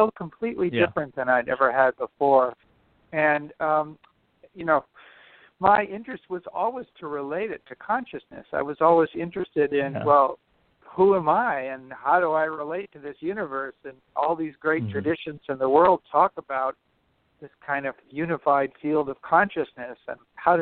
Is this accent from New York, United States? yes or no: no; Los Angeles, California, United States; moved away; growing up in Los Angeles, and I went to UCLA